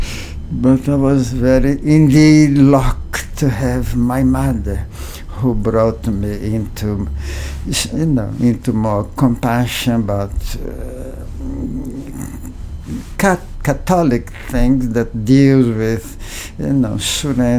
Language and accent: English; Brazil; moved away; I was born in Brazil in 1939.